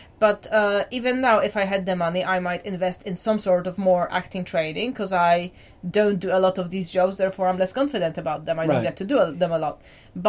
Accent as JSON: {"language": "English", "country": "Poland", "said": "people will kind of get stuck on the fact that my accent isn't quite as Polish as they'd like me to."}